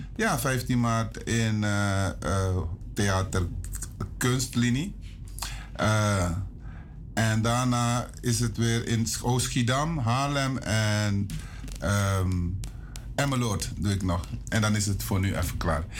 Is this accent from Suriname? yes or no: yes; Paramaribo, Paramaribo District, Suriname; also born or lived in interior of Suriname; Ik ben geboren in Paramaribo, Richard straat. Maar toen ik 11 was, moest ik naar het internaat diep in het binnenland.